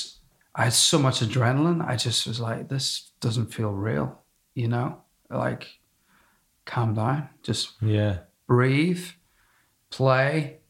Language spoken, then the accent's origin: English; Belfast, Northern Ireland, United Kingdom; moved away; also born or lived in United States; I'm from Belfast and I lived in America